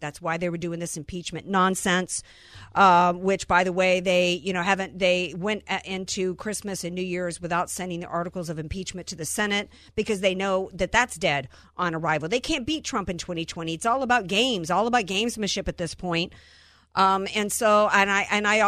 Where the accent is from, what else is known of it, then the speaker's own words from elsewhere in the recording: the South, United States; I'm a Southerner